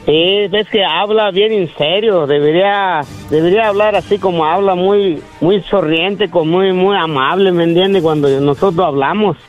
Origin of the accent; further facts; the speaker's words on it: Michoacán, Mexico; moved away; yo soy michoacano